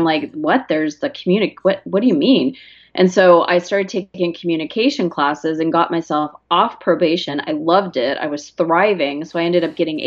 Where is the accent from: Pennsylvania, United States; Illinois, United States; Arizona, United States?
Arizona, United States; I'm from Arizona.